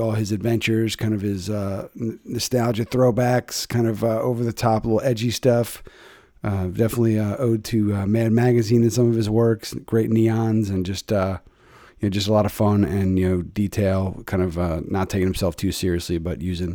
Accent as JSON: {"language": "English", "town": "Philadelphia", "region": "Pennsylvania", "country": "United States", "tie": "born or raised there", "said": "checking in from my hometown, the city of Brotherly Love in the Northeast, the Mayfair section, keeping it close to my roots"}